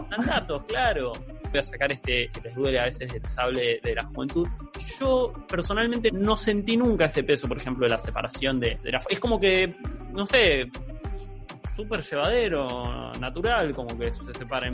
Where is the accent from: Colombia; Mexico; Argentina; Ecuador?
Argentina; San Martín de los Andes, Neuquén; moved away; yo vengo de San Martín de los Andes, pueblo divino, hermoso